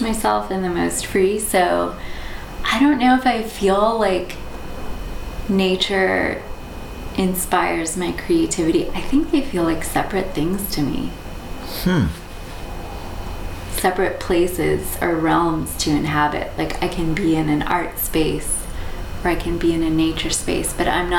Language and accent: English; Southwest Virginia, United States; moved away as an adult; also born or lived in Boston, Massachusetts; I was born in Boston, but my family moved to Southwest Virginia when I was 9